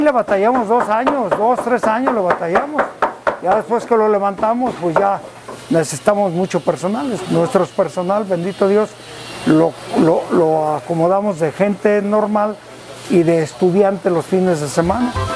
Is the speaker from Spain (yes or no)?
no; Ezequiel Montes, Querétaro, Mexico; vengo del pueblo de Sequil Montes. Soy queretano 100%